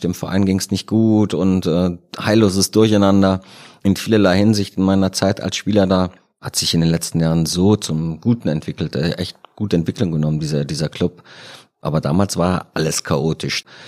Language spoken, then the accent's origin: German; Rhineland, Germany; moved away as an adult; also born or lived in Cologne; now in Munich, Germany; Als Rheinländer in München